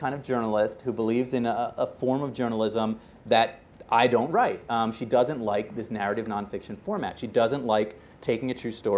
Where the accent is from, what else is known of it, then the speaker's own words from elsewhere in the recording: Boston, Massachusetts, United States; the Boston Globe, my hometown paper